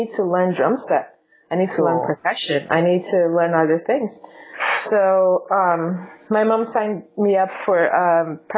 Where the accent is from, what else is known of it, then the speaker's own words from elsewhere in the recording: Brazil; English is a second language; moved away as an adult; also born or lived in Chicago suburbs, Illinois; now in Los Angeles, United States; I grew up in Brazil, and where I attended school, there was no music classes available in public schools